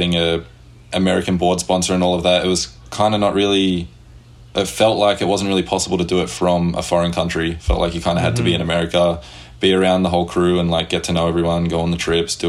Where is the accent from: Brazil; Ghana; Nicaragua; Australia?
Australia; Sydney, New South Wales; now in United States; I grew up in a town called Hoxton Park, which is in the western suburbs of Sydney, Australia.